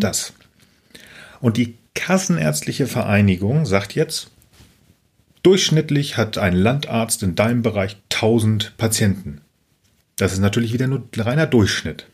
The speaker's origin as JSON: {"language": "German", "town": "Buxtehude", "region": "Lower Saxony", "country": "Germany", "tie": "born or raised there", "said": "in meinem Heimatort. Ich komme aus einem Kaff, das heißt Buxtehude"}